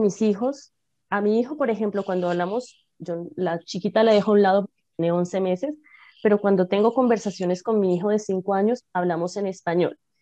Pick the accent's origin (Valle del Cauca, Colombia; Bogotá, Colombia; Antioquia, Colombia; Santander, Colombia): Bogotá, Colombia; moved away; nací en Bogotá, Colombia